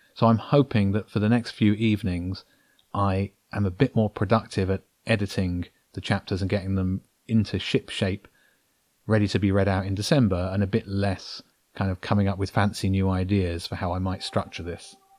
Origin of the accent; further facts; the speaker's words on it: Brighton, South East England, United Kingdom; I'm a guy from Brighton who likes writing